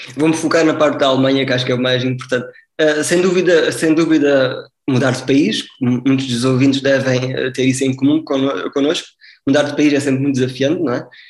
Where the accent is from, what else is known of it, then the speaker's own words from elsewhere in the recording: Faro, Algarve, Portugal; also born or lived in Coimbra, Portugal / Lisbon, Portugal / Heidelberg, Germany; Eu sou natural do Algarve, nasci em, Faro